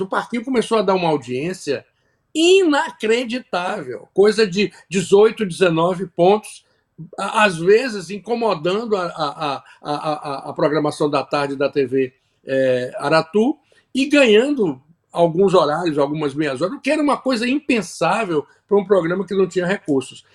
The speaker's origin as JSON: {"language": "Portuguese", "region": "Bahia", "country": "Brazil", "also_born_or_lived": "Salvador", "moved": "as an adult", "lives_now": "Florida, United States", "said": "a cultura da minha terra, que eu amo, sou apaixonado, não vou me desligar dela nunca"}